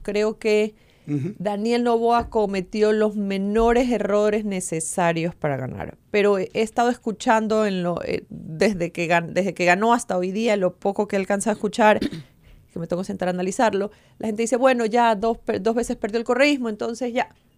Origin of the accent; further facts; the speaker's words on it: Ecuador; Lo que hemos vivido como ecuatorianos